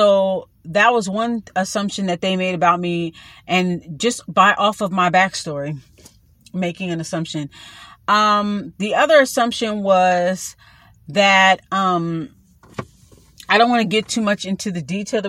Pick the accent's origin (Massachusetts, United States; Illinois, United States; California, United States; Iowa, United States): California, United States; Los Angeles; So I'm born a Watts.